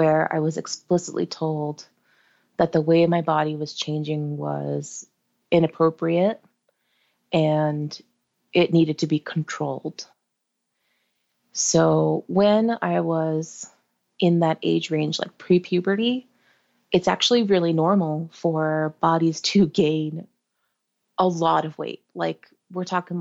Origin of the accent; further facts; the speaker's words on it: New Jersey, United States; we're from Jersey and we don't really go up to New York that often as a family